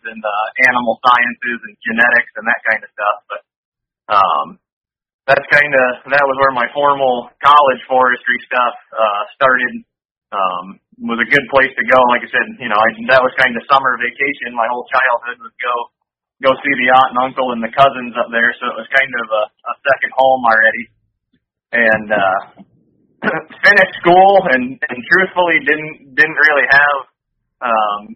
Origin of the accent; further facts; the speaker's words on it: Connecticut, United States; I grew up in Connecticut